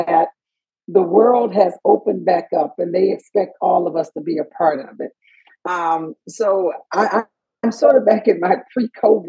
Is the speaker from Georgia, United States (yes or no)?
yes; Macon, Georgia, United States; I'm from Georgia. I'm from Macon, Georgia. I went to elementary school in Georgia. I went to public school system. I graduated from Southwest High School